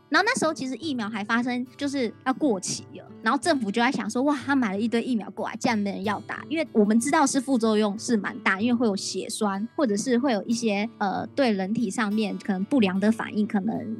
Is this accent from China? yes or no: no; Taiwan; 来自台湾